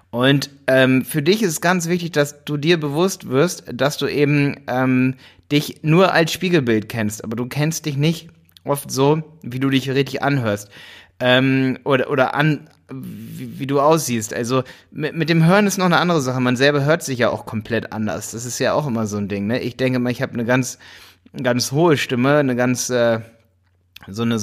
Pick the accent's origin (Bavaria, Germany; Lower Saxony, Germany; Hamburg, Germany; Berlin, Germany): Lower Saxony, Germany; Hildesheim; weil ich komme auch aus Hildesheim.